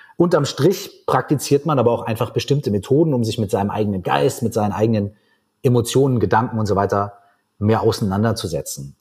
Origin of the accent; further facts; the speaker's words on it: Minden, North Rhine-Westphalia, Germany; now in Berlin, Germany; bei uns in meiner Heimatstadt Minden in Westfalen